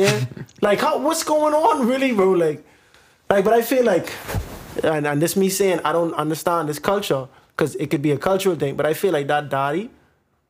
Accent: Bahamas; growing up in the Bahamas

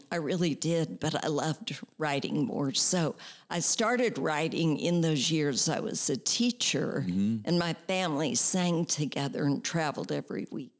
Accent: St. Louis, Missouri, United States; Well, I grew up in St. Louis, Missouri.

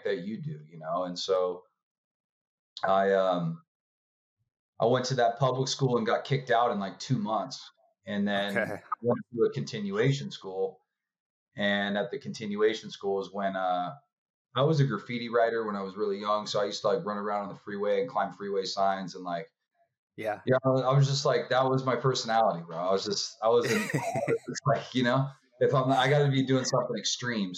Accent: Orange County, California, United States; I was raised in Orange County, California

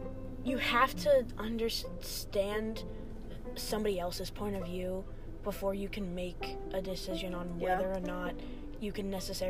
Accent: United States; growing up in America

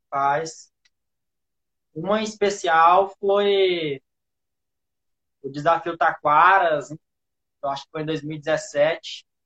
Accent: Gurupi, Tocantins, Brazil; Bom, eu sou de Gurupi, a bike está na minha vida desde que entendo por

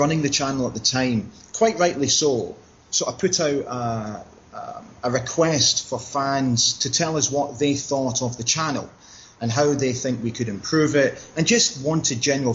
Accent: Aberdeen, Scotland, United Kingdom; also born or lived in Maastricht, Netherlands; We actually moved to Aberdeen in 1979 from Holland when we relocated from Maastricht in Holland. My father took up a job at Aberdeen Airport

